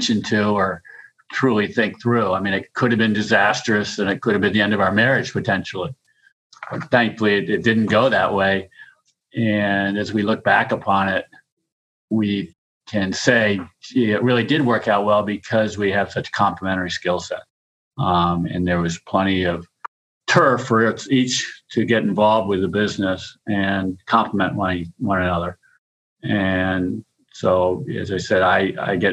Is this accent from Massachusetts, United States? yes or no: yes; Cape Cod, Massachusetts, United States; I grew up fishing on Cape Cod my whole life as a kid